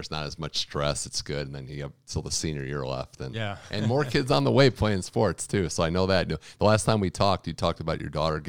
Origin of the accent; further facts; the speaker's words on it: Cleveland, Ohio, United States; now in Santa Monica, United States; where I grew up in Cleveland